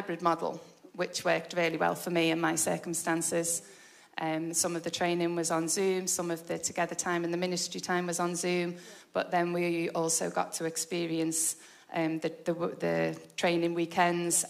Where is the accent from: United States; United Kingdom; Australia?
United Kingdom; Liverpool, North West England; moved away as an adult; also born or lived in Portugal; now in Warrington, United Kingdom; I'm originally from Liverpool. I'm 50 years old. I am married with 4 children. Lived in Liverpool until I got married